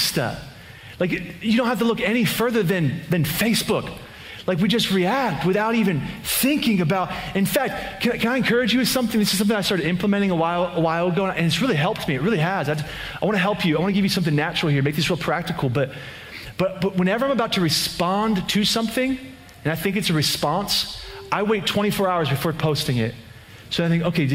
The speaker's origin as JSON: {"language": "English", "area": "just outside of Philadelphia", "region": "Pennsylvania", "country": "United States", "tie": "born or raised there", "moved": "yes", "said": "We were actually in Pennsylvania, in my hometown, just outside of Philadelphia, PA"}